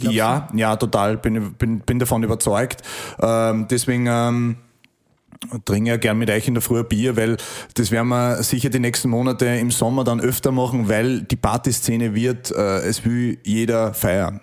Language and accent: German; Upper Austria, Austria; ich bin ein Österreicher